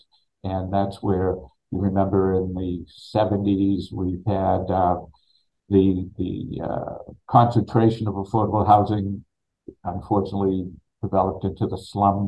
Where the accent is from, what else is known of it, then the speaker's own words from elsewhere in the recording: Peabody, Massachusetts, United States; moved away as an adult; now in Quincy, United States; I'm from Peabody